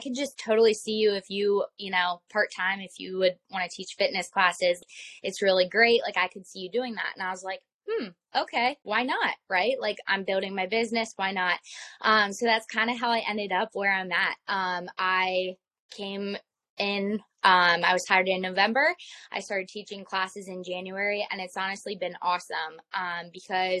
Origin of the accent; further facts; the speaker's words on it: Lancaster, Pennsylvania, United States; also born or lived in West Virginia / Florida; I'm from Lancaster